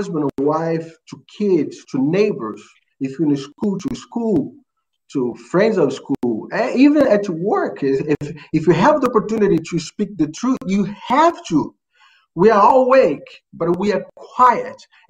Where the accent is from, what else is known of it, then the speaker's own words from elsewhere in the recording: Rio de Janeiro, Brazil; English is a second language; now in United States; I'm from Brazil, Rio de Janeiro